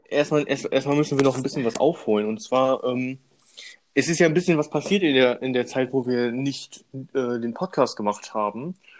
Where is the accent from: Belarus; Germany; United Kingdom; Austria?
Germany; bei uns in Deutschland